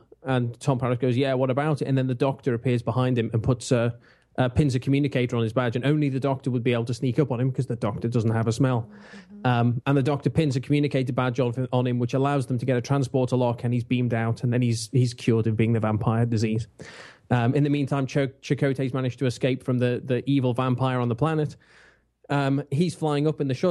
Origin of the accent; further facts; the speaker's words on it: England, United Kingdom; I'm English.